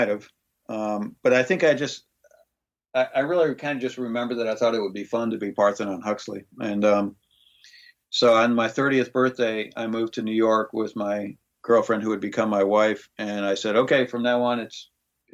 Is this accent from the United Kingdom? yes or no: no; Greece; moved away; my time of growing up in Greece.